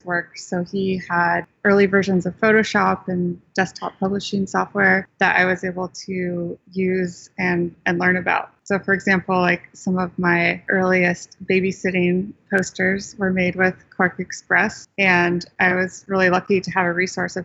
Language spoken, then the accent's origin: English; Sonoma County, San Francisco Bay Area, California, United States; moved away as an adult; also born or lived in East Coast, United States; I'm actually from the San Francisco Bay Area. So I grew up about 45 minutes north of San Francisco in Sonoma County